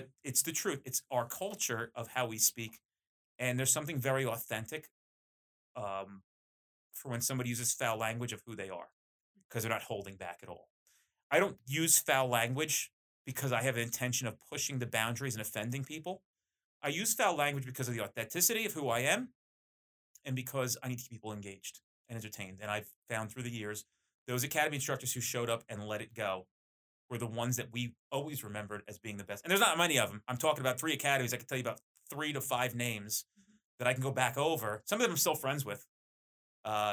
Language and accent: English; New Jersey, United States; I'm very Jersey too, by the way. Like, I'm as Jersey as it comes. I'm Italian